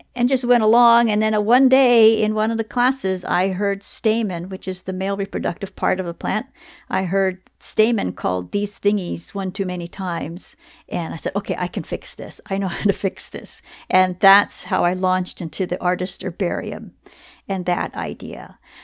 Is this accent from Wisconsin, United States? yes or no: no; Southern California, United States; I'm born and raised, uh, in California